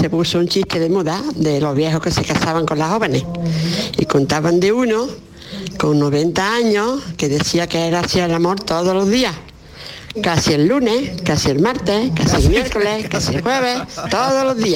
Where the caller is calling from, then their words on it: Seville, Andalusia, Spain; Yo tengo 46 años … de Sevilla y estoy totalmente de acuerdo.